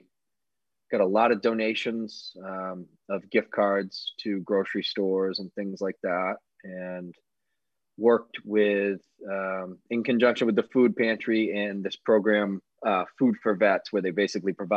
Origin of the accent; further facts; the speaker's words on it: Sandwich, Massachusetts, United States; I grew up on the Cape in Sandwich